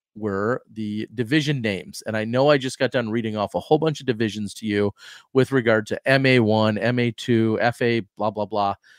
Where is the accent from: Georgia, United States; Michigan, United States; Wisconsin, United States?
Wisconsin, United States; I grew up in Wisconsin